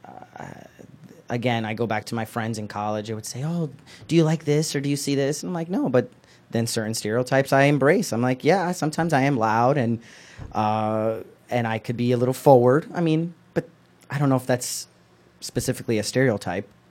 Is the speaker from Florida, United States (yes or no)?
no; Newark, New Jersey, United States; I went to a high school, public high school here in Newark